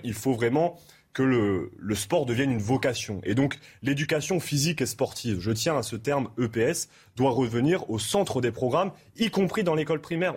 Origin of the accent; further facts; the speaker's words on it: Amiens, Hauts-de-France, France; je viens d'Amiens